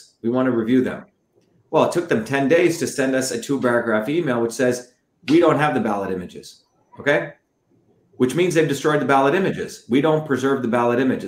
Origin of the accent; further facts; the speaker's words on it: India; now in United States; I came from India originally.